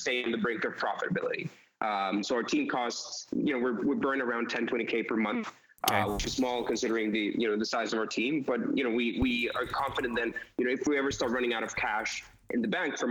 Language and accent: English; Costa Rica; also born or lived in New York City; I'm originally from Costa Rica